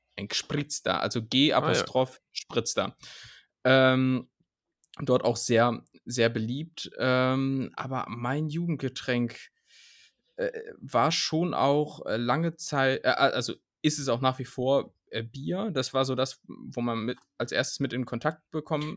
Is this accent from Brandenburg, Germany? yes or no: no; Lower Saxony, Germany; moved away as an adult; also born or lived in Vienna; now in Berlin, Germany; ich komme wirklich innerhalb Niedersachsens aus der Region, wo es wirklich gar keinen Dialekt gibt